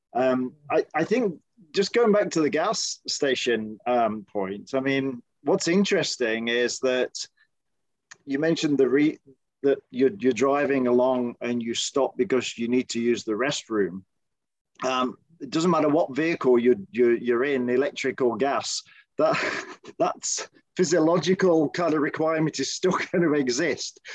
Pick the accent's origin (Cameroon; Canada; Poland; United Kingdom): United Kingdom; now in United States; speaking as a Brit, and of course, I grew up with the BBC as our main kind of media channel